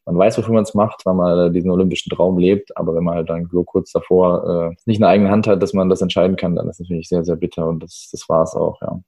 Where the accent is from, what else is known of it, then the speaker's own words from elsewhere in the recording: Heidelberg, Baden-Württemberg, Germany; now in Stuttgart, Germany; bin geboren in Heidelberg, lebe aber seit 2012 in Stuttgart